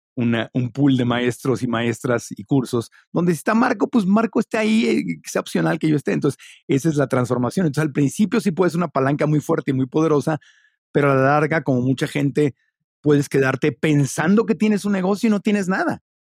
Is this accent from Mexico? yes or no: yes; Mexico; also born or lived in Ciudad Obregón, Sonora / Tijuana / Mexico City; soy mexicano